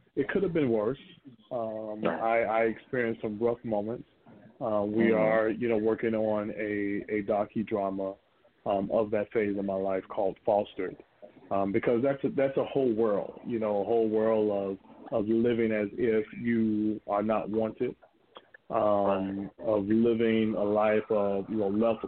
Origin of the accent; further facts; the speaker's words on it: Gainesville, Florida, United States; I'm from a little town they call Gainesville, Florida. And I grew up there in Gainesville